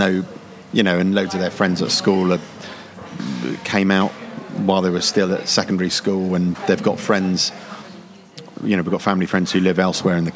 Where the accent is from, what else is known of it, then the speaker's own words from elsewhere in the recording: London, United Kingdom; moved away as an adult; now in Brighton, United Kingdom; I was brought up in South London